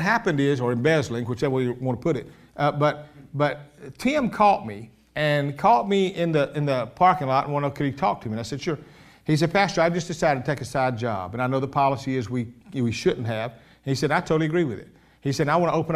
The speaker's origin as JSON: {"language": "English", "town": "Columbus", "region": "Georgia", "country": "United States", "said": "Columbus, Georgia"}